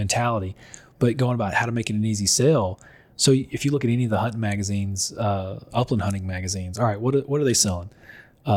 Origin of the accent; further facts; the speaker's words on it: North Louisiana, United States; I grew up in North Louisiana.